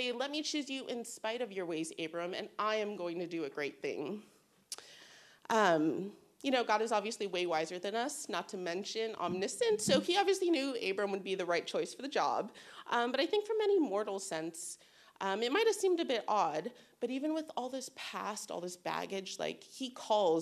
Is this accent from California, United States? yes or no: yes; Bay Area, California, United States; I'm from the Bay Area